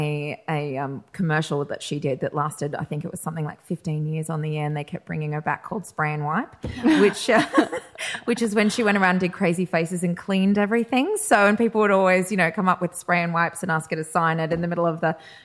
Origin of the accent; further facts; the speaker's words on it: Australia; I was born in Australia.